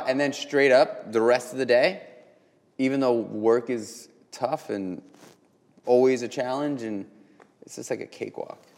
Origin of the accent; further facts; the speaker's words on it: New York City, New York, United States; born and raised in New York just like me